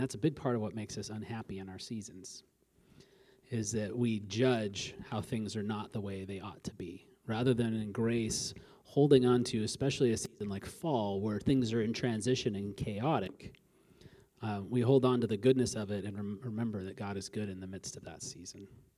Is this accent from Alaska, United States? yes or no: yes; Alaska, United States; I grew up in Alaska